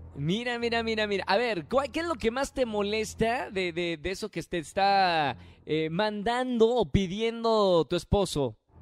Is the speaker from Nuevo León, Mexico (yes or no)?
yes; Monterrey, Nuevo León, Mexico